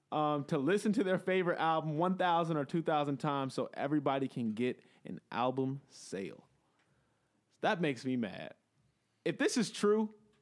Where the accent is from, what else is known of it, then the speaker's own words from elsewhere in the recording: Inglewood, California, United States; I'm from Inglewood.